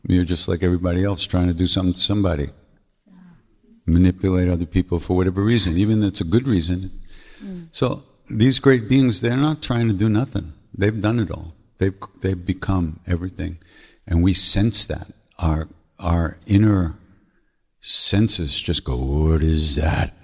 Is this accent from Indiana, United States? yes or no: no; Long Island, New York, United States; I'm from Long Island